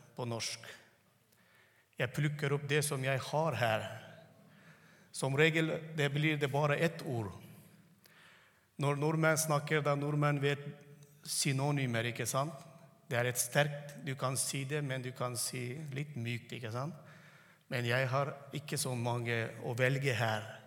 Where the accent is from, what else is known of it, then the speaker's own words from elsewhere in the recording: Turkmenistan; first language Turkmen; Norwegian is a second language; moved away; jeg tenker på turkmensk, og så snakker norsk